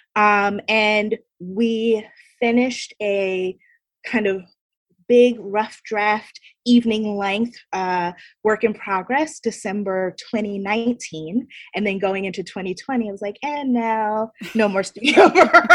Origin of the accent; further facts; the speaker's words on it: Baltimore, Maryland, United States; moved away as an adult; now in New York City, United States; I'm born and raised in Baltimore, Maryland, um, but have been in New York City ever since I came here for college at Barnard College